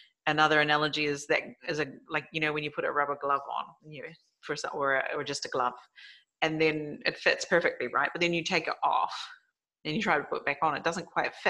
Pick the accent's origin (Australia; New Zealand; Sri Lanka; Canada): New Zealand; South Island of New Zealand; now in Japan; my childhood in New Zealand, because that's mainly what we have as nature. And especially where I grew up down in the South Island of New Zealand